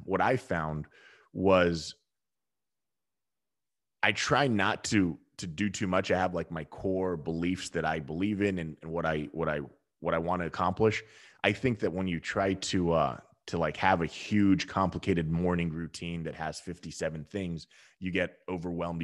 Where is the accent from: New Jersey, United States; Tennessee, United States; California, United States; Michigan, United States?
California, United States; Southern; I grew up in Southern California and I was a surfer dude